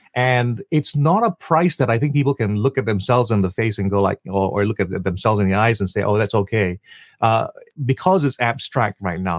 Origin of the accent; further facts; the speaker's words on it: Malaysia; now in Singapore; I am still a Malaysian. I have a family that's entirely Singaporean around me